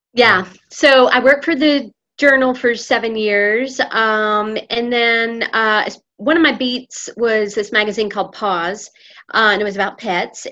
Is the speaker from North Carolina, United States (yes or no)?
yes; Winston-Salem, North Carolina, United States; moved away as an adult; also born or lived in Imperial Beach, California; now in Oakland, United States; I was born in Imperial Beach, California, and lived there uh, about three years. My parents split up, and her, my mom's parents lived in Winston-Salem.